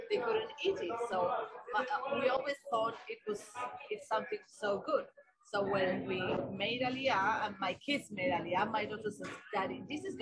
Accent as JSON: {"language": "English", "region": "Ceuta", "country": "Spain", "moved": "yes", "said": "We come from Spain"}